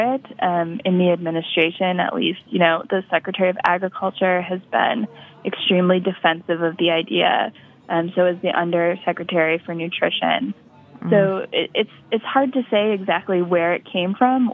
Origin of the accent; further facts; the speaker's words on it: upstate New York, United States; a grocery chain in my hometown. It's called Tops Markets. It's like a sort of regional chain in upstate New York